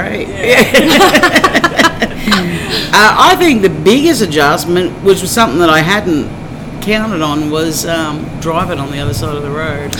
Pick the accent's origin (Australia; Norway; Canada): Australia; moved away as an adult; now in Oklahoma, United States; I'm Australian. And I've been here for 13 years.